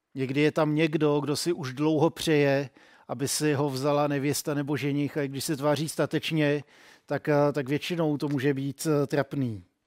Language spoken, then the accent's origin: Czech; Czechia; jsem byl hrozně hrdý na to, že jsem Čech